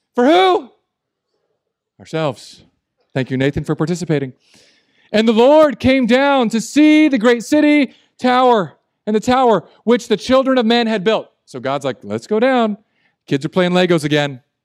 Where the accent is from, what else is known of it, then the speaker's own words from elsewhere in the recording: Southern California, United States; the emergency Spanish I learned where I grew up in Southern California